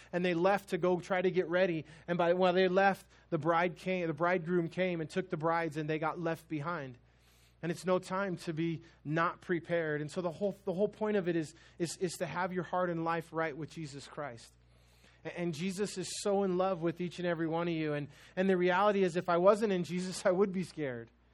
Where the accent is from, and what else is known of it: United States